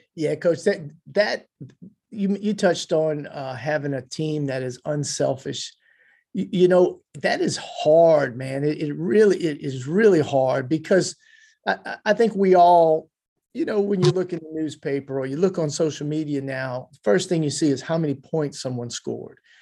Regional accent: Louisiana, United States; I, am a Louisiana boy

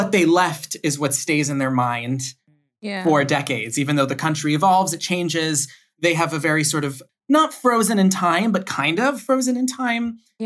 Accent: Aventura, Florida, United States; moved away as an adult; also born or lived in Baltimore, Maryland; now in Providence, United States; I grew up in Aventura

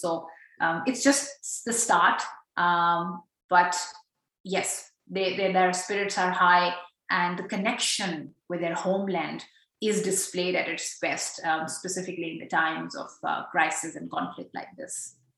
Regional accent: Pakistan; now in Australia; as a Pakistani Pashtun woman uh, living in Australia

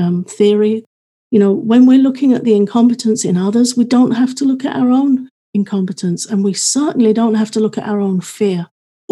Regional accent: United Kingdom; I'm British

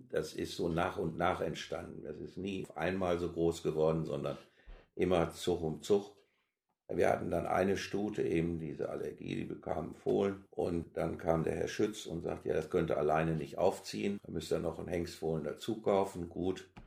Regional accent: Gütersloh, North Rhine-Westphalia, Germany; komme aus Gütersloh, ja.

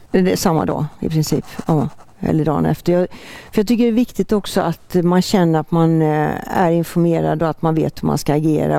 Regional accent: Borås-Ulricehamn area, Västra Götaland, Sweden; moved away; also born or lived in Halmstad; Vi hade sommarstuga i Frösakull när jag växte upp. Som så många ifrån den trakten Borås-Ulricehamn

